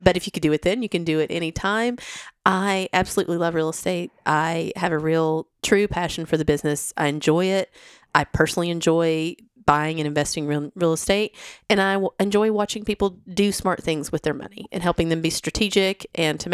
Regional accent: Crossville, Tennessee, United States; moved away as an adult; also born or lived in Knoxville, United States / Amsterdam, Netherlands; now in Nashville, United States; I'm from Crossville.

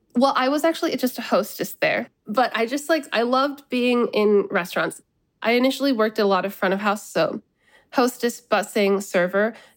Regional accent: United States; I think of myself as Bangladeshi American.

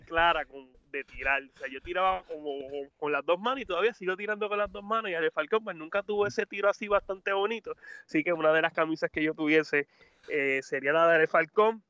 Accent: San Juan, Puerto Rico; yo soy de Cupey

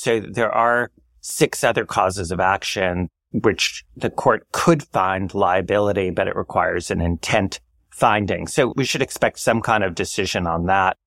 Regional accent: New York City, New York, United States; as a New Yorker

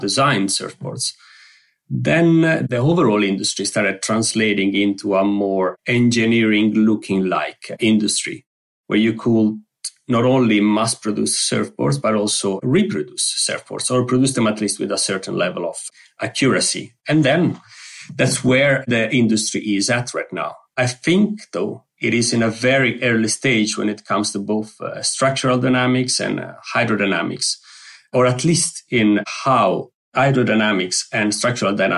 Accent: Sardinia, Italy; now in Stavanger, Norway; I'm from Sardinia, as the island

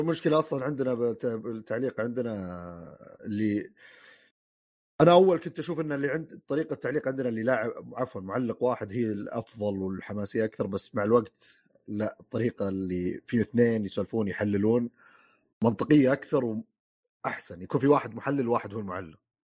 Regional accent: Saudi Arabia; عندنا في السعوديه

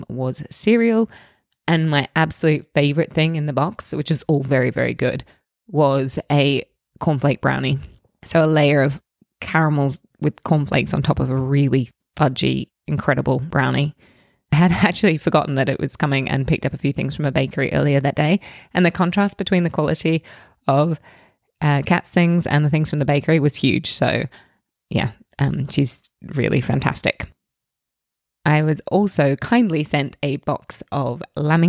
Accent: Australia; now in United Kingdom; I grew up in Australia

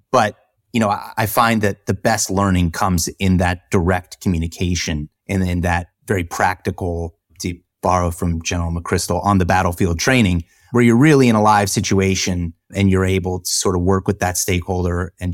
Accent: the South, United States; But we all know I grew up in the South, so I wasn't aware of what you do on icy roads.

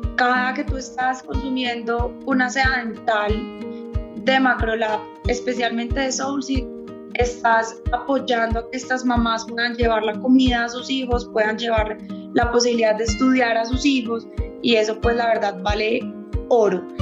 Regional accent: Cauca, Colombia; venimos de o vengo de aquí del Cauca

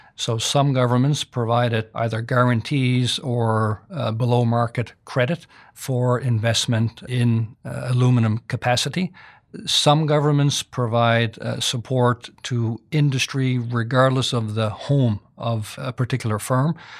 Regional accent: Canada; I'm Canadian.

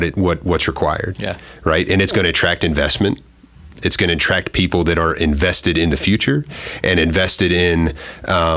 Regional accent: Maryland, United States; Both of my parents were community college teachers in Maryland, growing up in Maryland

